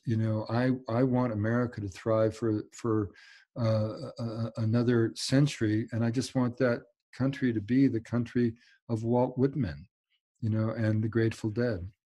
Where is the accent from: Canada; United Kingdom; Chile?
Canada; I'm Canadian